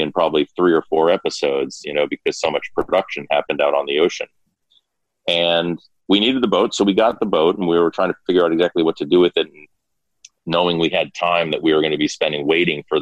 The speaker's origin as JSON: {"language": "English", "area": "Martha's Vineyard", "region": "Massachusetts", "country": "United States", "tie": "born or raised there", "also_born_or_lived": "Brookline, Massachusetts", "moved": "yes", "said": "I grew up on Martha's Vineyard"}